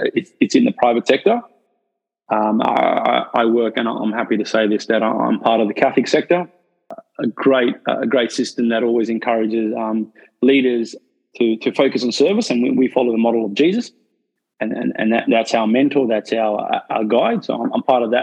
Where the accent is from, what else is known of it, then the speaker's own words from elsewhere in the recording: South Africa; now in Australia; I'm from South Africa myself, so I'm not an Australian. I wasn't born in Australia